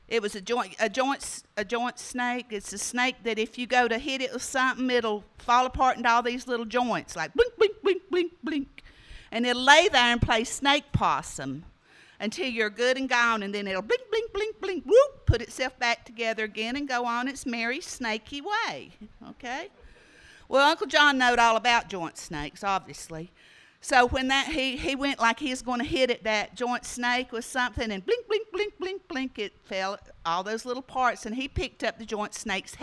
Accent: Smoky Mountains of North Carolina, United States; I grew up down in the Smoky Mountains of North Carolina

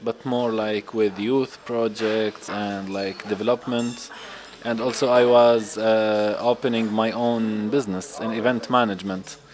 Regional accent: Syria; moved away as an adult; also born or lived in Saudi Arabia / Tunisia / Jordan / Turkey; I'm Syrian, but I was born in Saudi Arabia because my parents were working there. So I lived in Saudi Arabia till I was uh, nine years old and then I went back to Syria um, when I was nine, and I left Syria when I was 21.

